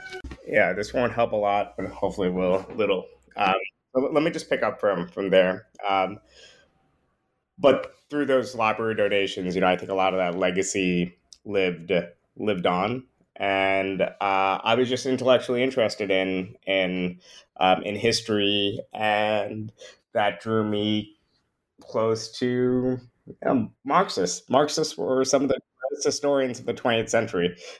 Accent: New York, United States; Yeah, well, I grew up in the New York area. My parents actually immigrated from Trinidad a year or so before I was born.

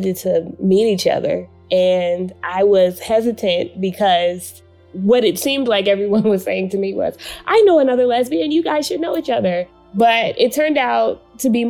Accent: Washington, District of Columbia, United States; I'm originally from Washington, D.C.

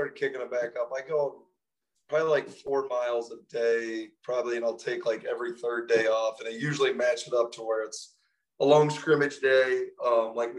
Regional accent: just north of Athens, southeastern Ohio, United States; So I grew up in Ohio, grew up in southeastern Ohio, just north of Athens, around in those parts.

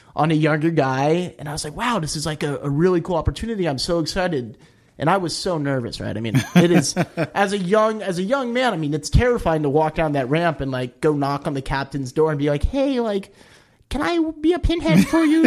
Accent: Palos Verdes, California, United States; also born or lived in New Hampshire; I grew up in Palos Verdes, kind of at the top of the hill there

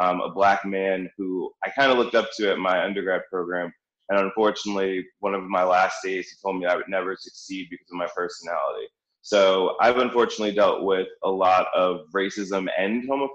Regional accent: New York, United States; now in Philadelphia, United States; originally from New York, living in Philadelphia now.

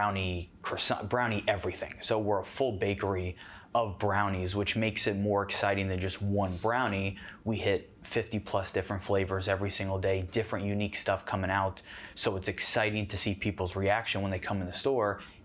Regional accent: South Florida, United States; moved away as an adult; also born or lived in Orlando, Florida / Jacksonville, Florida; I'm originally from South Florida

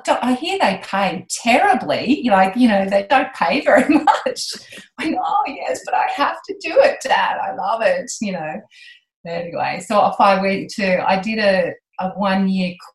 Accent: Moree, New South Wales, Australia; I grew up outside Moree

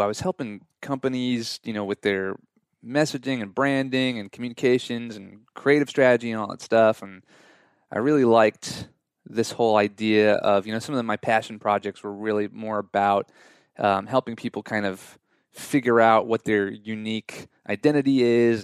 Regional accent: Long Island, New York, United States; moved away as an adult; also born or lived in Southern California; now in Nashville, United States; I'm from Long Island, New York

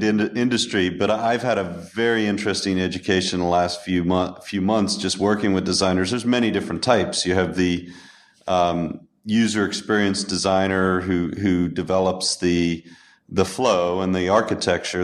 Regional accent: United States; also born or lived in upstate New York; as an American

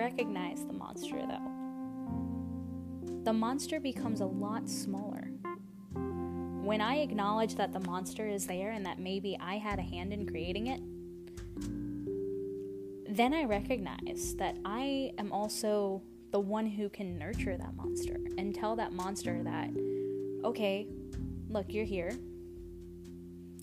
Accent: Louisiana, United States; I am from Louisiana

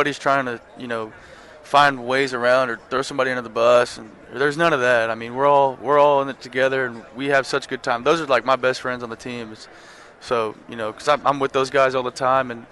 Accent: Texas, United States; growing up in Texas

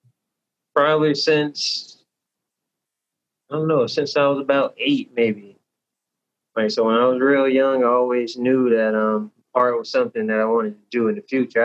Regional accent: Tallahassee, Florida, United States; also born or lived in Newark, New Jersey; now in Jacksonville, United States; I was born in Newark, New Jersey. I was raised in Tallahassee, Florida. And now I'm living and working in Jacksonville, Florida

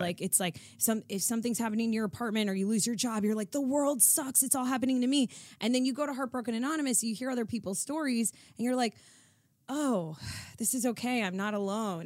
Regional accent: South Florida, United States; moved away as an adult; now in Los Angeles, United States; growing up in South Florida

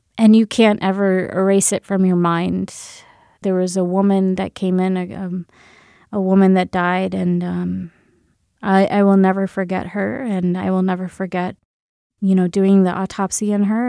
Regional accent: Grand Rapids, Michigan, United States; also born or lived in India; I was born and brought up in Grand Rapids, Michigan

